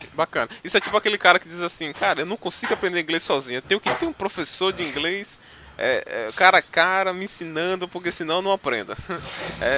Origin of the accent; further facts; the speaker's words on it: Northeast Region, Brazil; accent: Nordeste; eu não digo que sou brasileiro, sou do Nordeste